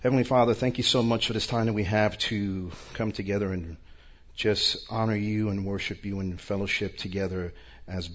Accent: New York, United States; now in Orlando, United States; I'm originally from New York, but I live in Orlando now.

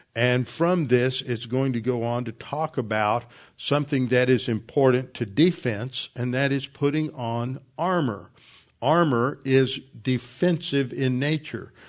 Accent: the South, United States

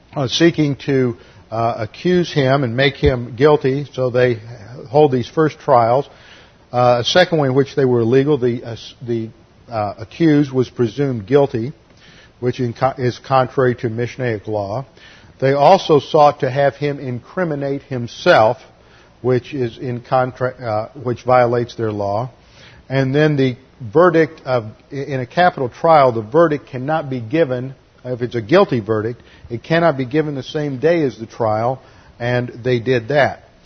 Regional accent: Houston, Texas, United States; church where I grew up in Houston

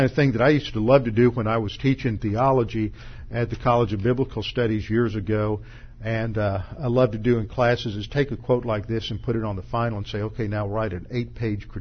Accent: United States; as American Christians

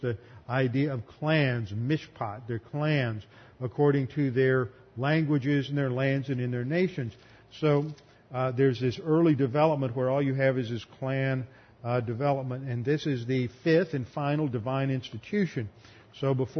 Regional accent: Texas, United States; growing up in Texas

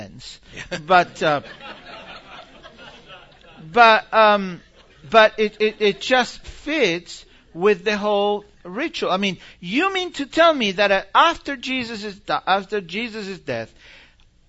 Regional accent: Argentina; moved away; I grew up in Argentina.

